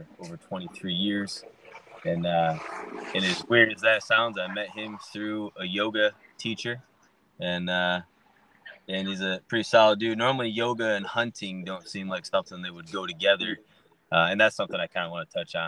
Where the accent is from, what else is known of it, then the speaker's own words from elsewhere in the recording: Michigan, United States; I'm from the Mitten